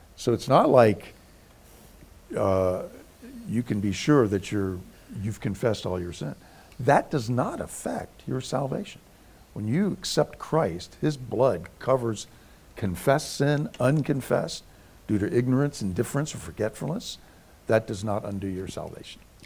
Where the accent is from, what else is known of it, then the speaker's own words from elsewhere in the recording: United States; I grew up in the Virginia, Maryland, D.C. area